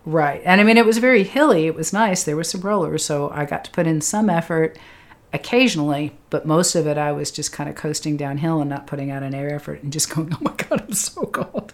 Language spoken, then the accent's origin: English; Lexington, Massachusetts, United States; moved away; I'm from Lexington, Massachusetts.